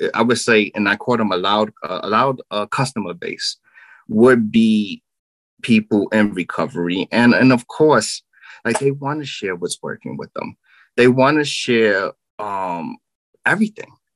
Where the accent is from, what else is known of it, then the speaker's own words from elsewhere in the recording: New York City, New York, United States; I'm from Brooklyn, New York